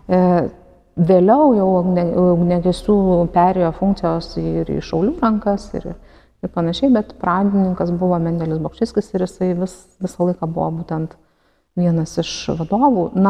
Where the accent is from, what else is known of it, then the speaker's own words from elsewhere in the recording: Lithuania; mes lietuviai dabar gal tik neseniai atrandame būtent savo giminės šaknis